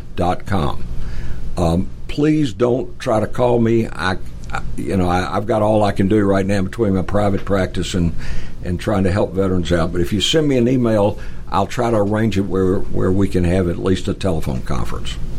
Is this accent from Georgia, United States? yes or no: yes; Atlanta, Georgia, United States; I'm originally from Atlanta, so we moved back to Atlanta